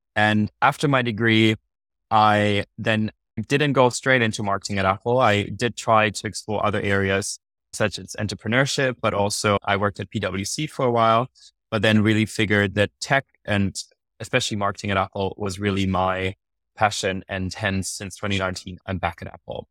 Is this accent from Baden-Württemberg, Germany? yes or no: no; Munich, Bavaria, Germany; first language German; English is a second language; moved away as an adult; also born or lived in London; I moved also from Munich to London to study management for three years